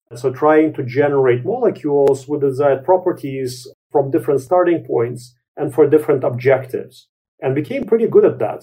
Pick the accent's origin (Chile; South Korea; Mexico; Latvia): Latvia; moved away; also born or lived in Canada; I was born in Latvia.